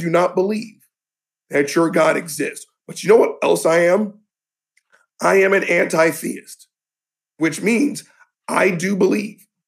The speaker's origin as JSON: {"language": "English", "region": "the South", "country": "United States", "said": "I'm Generation X from the South"}